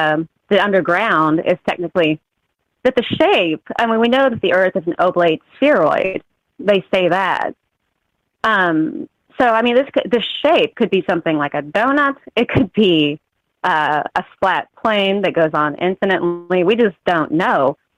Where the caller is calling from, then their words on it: Missouri, United States; I'm calling. Oh, okay. I'm calling from Missouri. I don't know if my connection will be okay. I'm pretty rural.